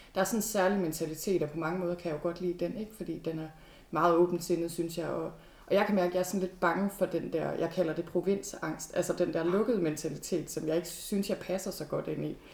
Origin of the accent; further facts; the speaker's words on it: Thy, North Denmark Region, Denmark; ligesom mig er du født og opvokset i Thy